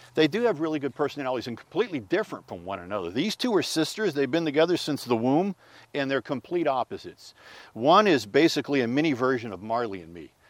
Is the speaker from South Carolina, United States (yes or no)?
no; Pittsburgh, Pennsylvania, United States; moved away; I'm originally from Pittsburgh